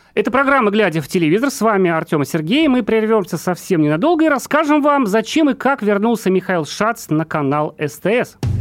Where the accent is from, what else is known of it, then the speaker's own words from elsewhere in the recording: Urals, Russia; also born or lived in Ufa; Я сам с Урала тоже